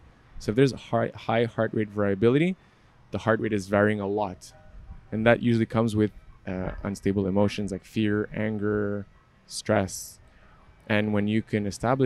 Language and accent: English; Montreal, Quebec, Canada; I'm from Montreal